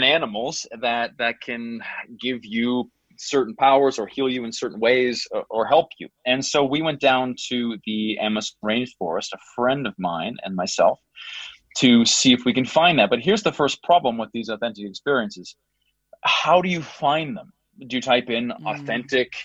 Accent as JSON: {"language": "English", "country": "Canada", "said": "I'm Canadian"}